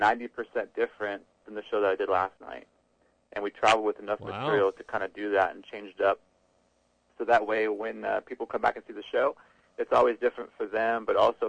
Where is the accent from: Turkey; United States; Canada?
United States; Midwest; for a Midwest kid